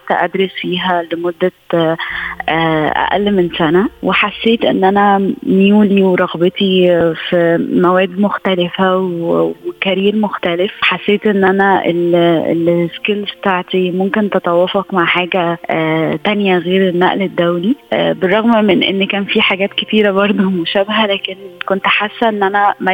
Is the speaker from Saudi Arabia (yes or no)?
no; Egypt; من مصر وهذه قصتي